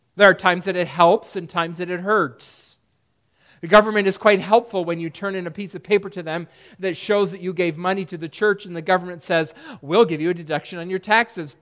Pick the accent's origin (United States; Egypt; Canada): United States; Perry, New York; When I was a kid growing up in Perry, New York